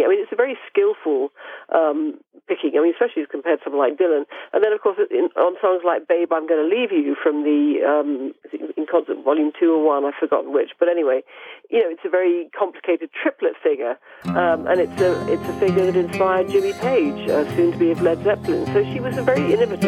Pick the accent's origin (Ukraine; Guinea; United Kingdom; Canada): United Kingdom; I'm British